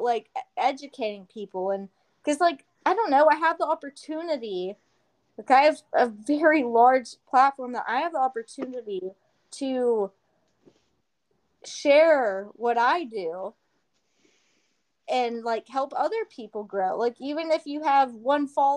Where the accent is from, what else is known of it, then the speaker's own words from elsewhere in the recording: Houston, Texas, United States; also born or lived in Nacogdoches, Texas; I'm from Houston, Texas. So, like, I grew up in the city